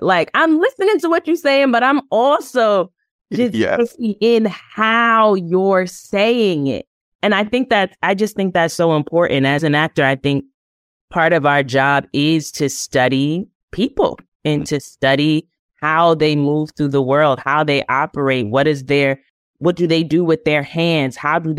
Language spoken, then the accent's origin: English; New York City, New York, United States; So growing up, one, being in New York City, so you're hearing all kinds of accents all the time.